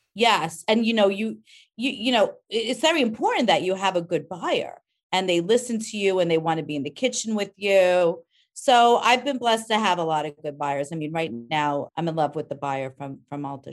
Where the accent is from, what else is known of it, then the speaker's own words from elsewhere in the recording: Rockland County, New York, United States; I grew up in Rockland County